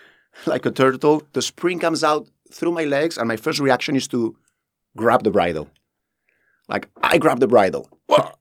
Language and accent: English; Spain; moved away as an adult; now in Dubai, United Arab Emirates; I'm from Spain